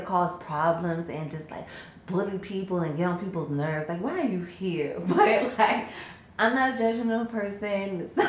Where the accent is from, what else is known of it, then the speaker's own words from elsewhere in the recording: Charlotte, North Carolina, United States; also born or lived in Jacksonville, Florida; Jacksonville, Florida, originally. I was born in Jacksonville, Florida, but raised in Charlotte.